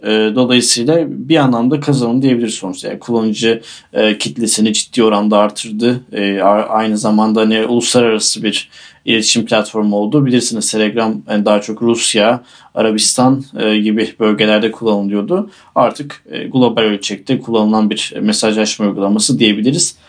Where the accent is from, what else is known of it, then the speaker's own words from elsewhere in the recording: Aydın, Turkey; Aydın bizim taraf